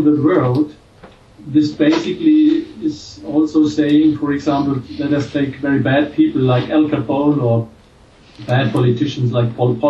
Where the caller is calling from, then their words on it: Germany; I'm calling from Germany.